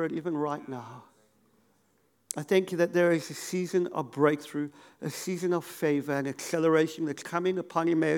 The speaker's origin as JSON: {"language": "English", "town": "Cape Town", "region": "Western Cape", "country": "South Africa", "tie": "born or raised there", "said": "I grew up in Cape Town"}